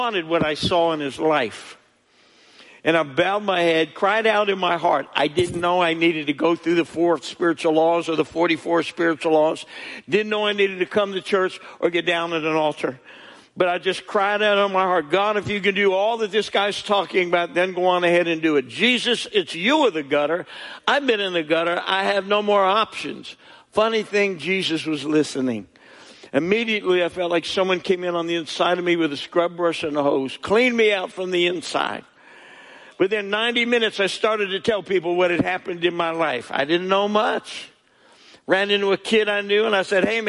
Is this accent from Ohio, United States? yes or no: no; New Jersey, United States; moved away; I'm from New Jersey. That's not the Bible Belt.